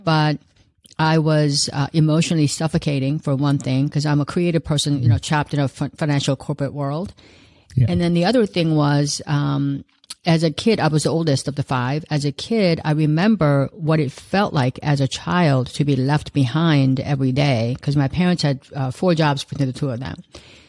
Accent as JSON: {"language": "English", "country": "South Korea", "also_born_or_lived": "Los Angeles", "moved": "yes", "lives_now": "United States", "said": "It's a long story, but I immigrated here from South Korea back in 1971, and then from there to Los Angeles. I lived there for most of my life, and I still live there part of the time."}